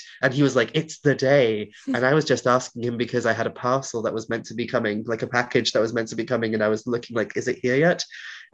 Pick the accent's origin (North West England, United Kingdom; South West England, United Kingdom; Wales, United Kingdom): Wales, United Kingdom; accent: Welsh; first language Welsh; English is a second language; growing up in Wales